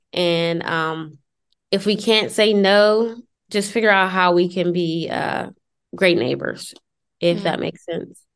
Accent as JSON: {"language": "English", "town": "Pittsburgh", "region": "Pennsylvania", "country": "United States", "lives_now": "Beaver County, United States", "said": "I am originally from Pittsburgh, but I live in Beaver County, PA, which is about 25 minutes north of Pittsburgh"}